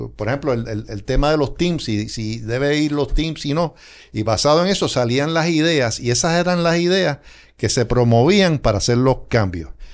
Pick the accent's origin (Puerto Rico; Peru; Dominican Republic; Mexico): Puerto Rico; moved away as an adult; now in West Palm Beach, United States